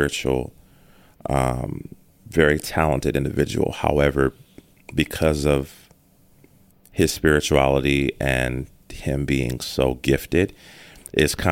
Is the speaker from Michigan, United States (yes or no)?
no; San Diego, California, United States; also born or lived in Los Angeles / Harrisburg, Pennsylvania; I was born in Los Angeles, but I was raised here in San Diego